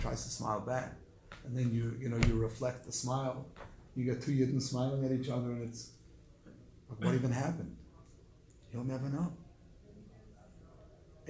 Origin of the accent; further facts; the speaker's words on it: South Africa; moved away; I grew up in South Africa in a third world country